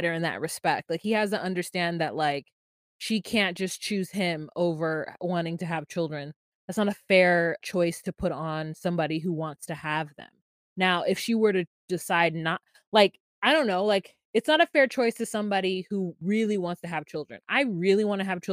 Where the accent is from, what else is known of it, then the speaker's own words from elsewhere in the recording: United States; this is just me being an American